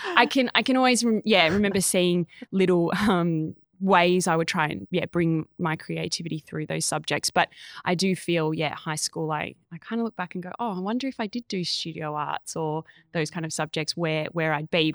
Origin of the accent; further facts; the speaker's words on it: Echuca, Victoria, Australia; I grew up in a Chuka, so country town right on the Murray